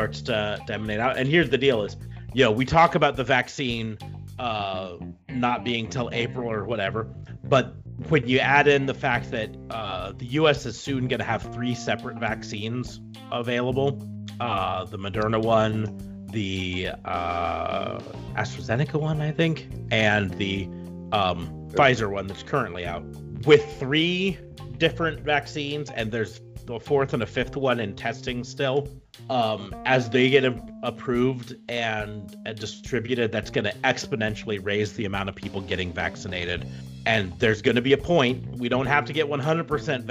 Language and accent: English; United States; I love being an American